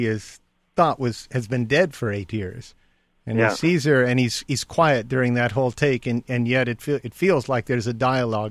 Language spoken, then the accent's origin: English; United States; Being an American